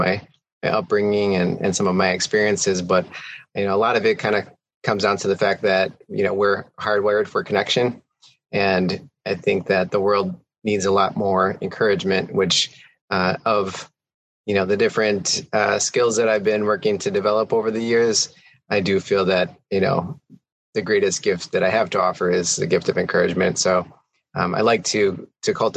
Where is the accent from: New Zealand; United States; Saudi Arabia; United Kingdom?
United States; Milwaukee, Wisconsin; also born or lived in Camp Pendleton, California; now in Baltimore, United States; I grew up in the inner city of Milwaukee on the near south side